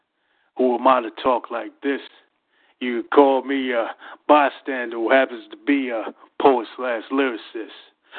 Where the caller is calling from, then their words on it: Philadelphia, Pennsylvania, United States; Yeah, you already know I'm calling from Philadelphia, Pennsylvania.